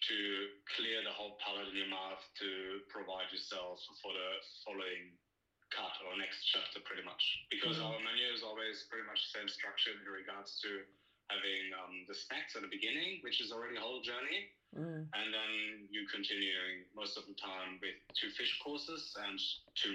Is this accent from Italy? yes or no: no; Germany; moved away as an adult; now in Australia; I'm having a little bit European influence because I'm originally from Germany.